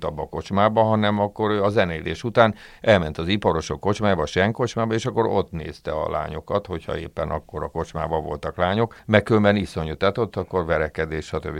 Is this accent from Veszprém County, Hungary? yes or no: no; Budapest, Hungary; én nem ott születtem, hanem, ö, A szüleim költöztek föl Budapestre, ők első generációs ilyen pestiek